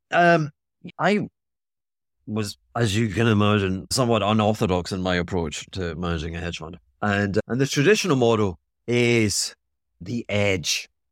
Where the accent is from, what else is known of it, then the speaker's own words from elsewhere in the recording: Scotland, United Kingdom; I'm being Scottish